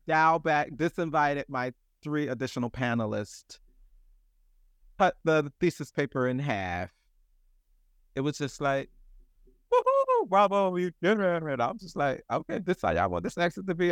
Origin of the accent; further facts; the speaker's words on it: the South, United States; now in New York, United States; I'm really from the South